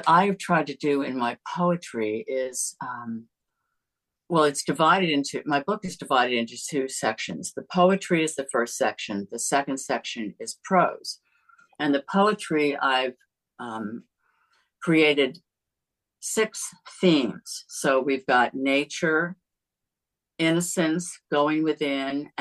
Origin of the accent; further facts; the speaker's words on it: United States; I grew up near Long Island Sound, and salt water is like in my veins.